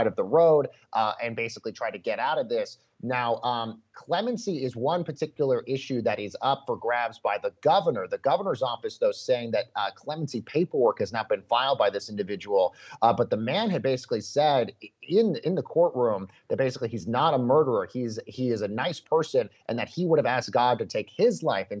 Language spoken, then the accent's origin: English; Colorado, United States; my home state in Colorado